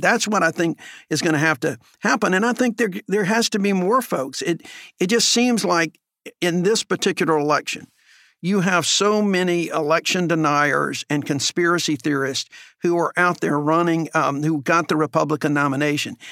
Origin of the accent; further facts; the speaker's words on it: Alabama, United States; growing up in Alabama